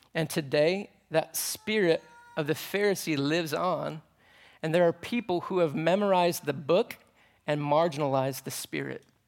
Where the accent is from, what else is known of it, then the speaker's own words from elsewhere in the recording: United States; I'm an American dude